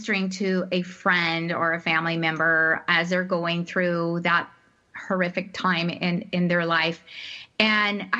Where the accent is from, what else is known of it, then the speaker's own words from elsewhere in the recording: Midwest, United States; now in Central Florida, United States; I grew up in the Midwest, which, you know, I love my Midwestern roots